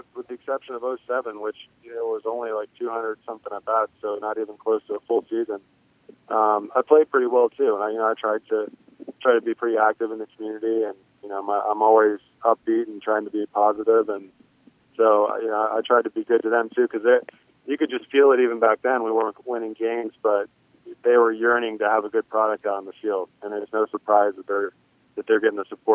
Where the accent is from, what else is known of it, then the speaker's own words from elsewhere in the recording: Florida, United States; it was in my home state